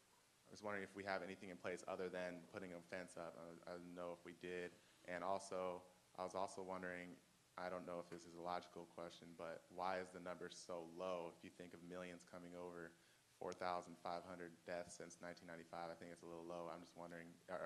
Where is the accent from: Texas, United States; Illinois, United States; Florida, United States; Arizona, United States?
Arizona, United States; Phoenix; moved away as an adult; now in Stanford, United States; I'm from Phoenix, Arizona, and I lived there most of my life